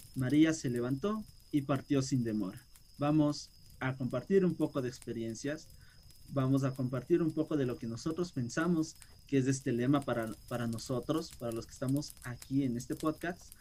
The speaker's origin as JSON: {"language": "Spanish", "town": "Quito", "region": "Pichincha", "country": "Ecuador", "said": "yo como quiteño de, de capital"}